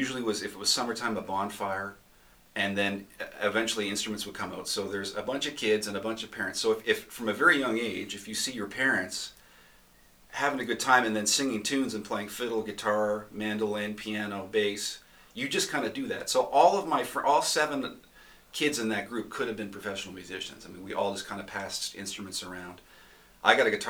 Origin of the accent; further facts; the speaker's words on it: Upper Stewiacke, Nova Scotia, Canada; I'm from Eastville, which is a little part of a bigger community called Upper Stewiacke